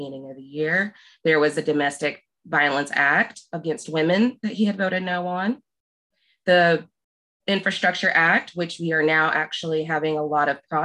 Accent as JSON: {"language": "English", "region": "Southwest Oklahoma", "country": "United States", "tie": "born or raised there", "moved": "yes", "lives_now": "Wise, Virginia, United States", "said": "I was born and raised in Oklahoma, Southwest Oklahoma"}